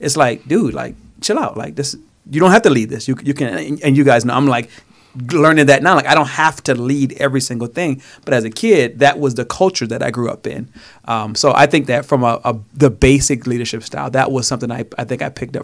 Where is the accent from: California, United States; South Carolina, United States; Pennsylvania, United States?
South Carolina, United States; I grew up in South Carolina, so not rich, I'm going to say poor, but just in the hood